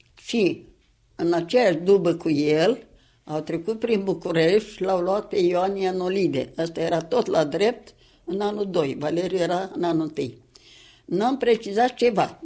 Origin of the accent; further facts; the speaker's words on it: Sîngerei, Sîngerei District, Moldova; la noi acasă, în Sângerei de acum